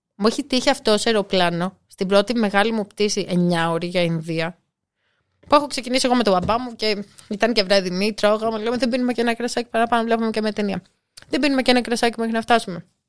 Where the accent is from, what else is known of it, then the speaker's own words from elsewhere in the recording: Nafpaktos, Western Greece, Greece; Εγώ που μεγάλωσα στην Αύπακτο